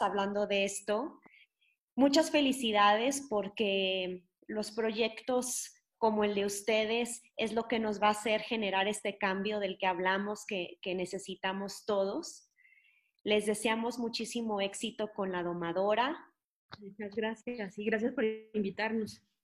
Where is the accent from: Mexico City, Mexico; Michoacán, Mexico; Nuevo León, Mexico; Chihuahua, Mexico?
Nuevo León, Mexico; moved away; yo soy de Nuevo León y mm, siempre he sido amante de las artes, pero desgraciadamente cuando yo crecí en Nuevo León solo tenía acceso a la danza